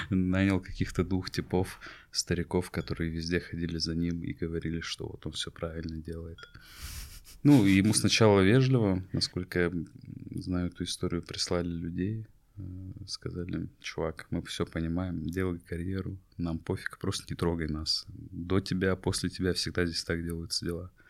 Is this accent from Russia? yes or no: yes; Ingushetia, Russia; Это история про мой народ, я ингуш. Мы часть войнахского народа вместе с чеченцами, подсбийцами и другими.